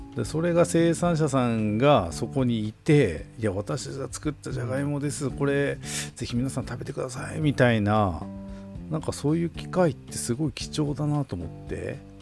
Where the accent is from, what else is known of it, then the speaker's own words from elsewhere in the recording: Tokachi, Hokkaido, Japan; 僕らのあの地元の北海道十勝